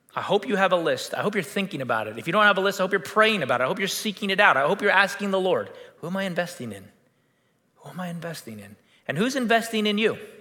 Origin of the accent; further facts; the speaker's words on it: United States; we're American